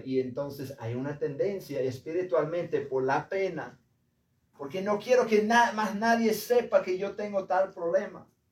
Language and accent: Spanish; United States; hombre de Estados Unidos